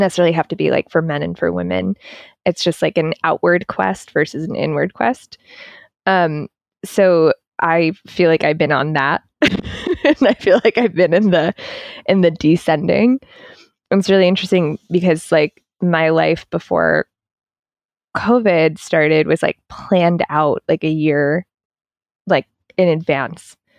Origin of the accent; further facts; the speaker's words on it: East Coast, United States; I'm from the East Coast